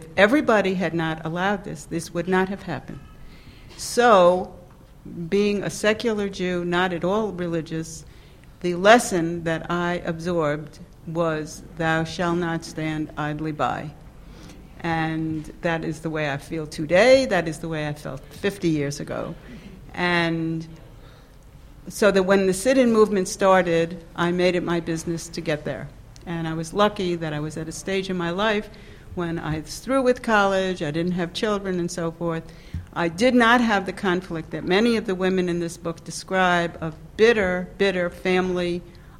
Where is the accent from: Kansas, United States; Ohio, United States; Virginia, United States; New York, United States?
New York, United States; moved away as an adult; also born or lived in the South; born and bred in New York